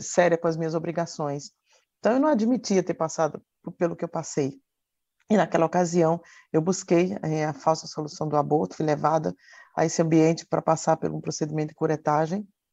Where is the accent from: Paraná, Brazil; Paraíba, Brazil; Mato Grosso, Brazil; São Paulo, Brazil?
Paraíba, Brazil; Campina Grande; moved away; lá na minha terra, trabalhava, estudava e ajudava os meus pais